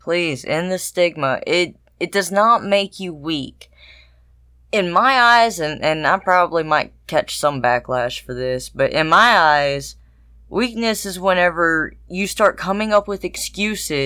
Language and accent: English; the South, United States; I'm from the South